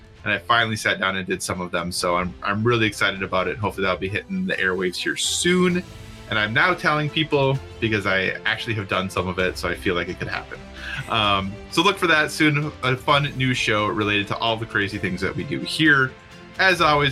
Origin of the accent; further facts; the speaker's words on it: Minnesota, United States; moved away; I am originally from Minnesota